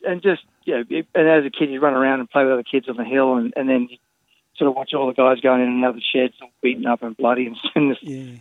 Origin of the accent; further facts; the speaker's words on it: Sydney, New South Wales, Australia; now in Los Angeles, United States; I grew up in French's Forest